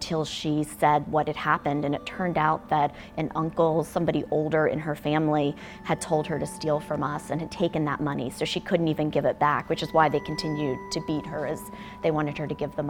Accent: United States; I'm American

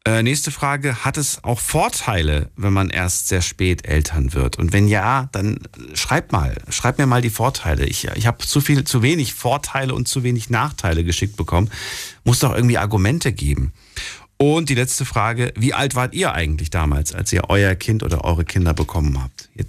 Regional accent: Münster, Germany; Nee, ich komme eigentlich aus der Gegend, aus Münster.

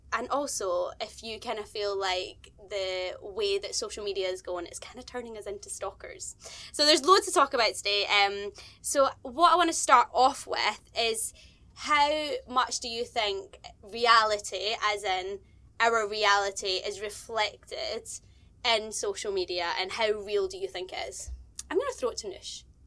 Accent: Scotland, United Kingdom; I am a Scottish presenter

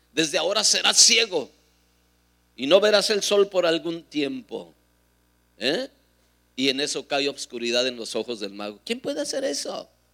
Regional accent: Durango, Mexico; Ahí en Durango, en mi tierra

